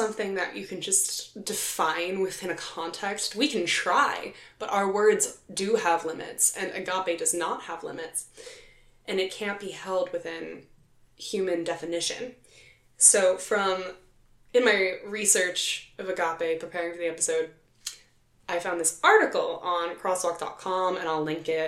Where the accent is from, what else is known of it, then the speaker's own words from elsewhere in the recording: Philadelphia, Pennsylvania, United States; my hometown, Philadelphia